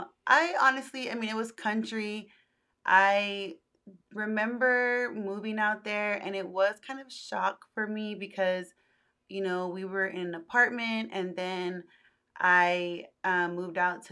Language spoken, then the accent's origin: English; Austin, Texas, United States; I was born actually in Austin with my mom